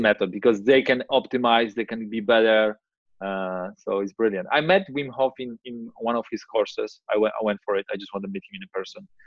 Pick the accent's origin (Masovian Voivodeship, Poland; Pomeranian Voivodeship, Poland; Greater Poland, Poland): Pomeranian Voivodeship, Poland; Gdańsk; I'm from Gdańsk, you know, which is North Poland, uh, next to Baltic Sea